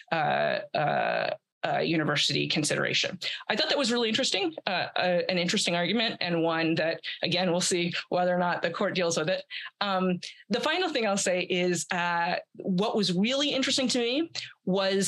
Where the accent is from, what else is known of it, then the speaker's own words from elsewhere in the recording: Atlanta, Georgia, United States; I'm from Atlanta